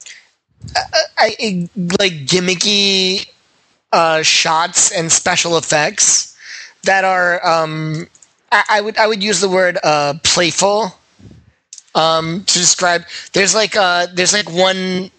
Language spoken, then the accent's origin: English; Hartford, Connecticut, United States; I grew up in Hartford, Connecticut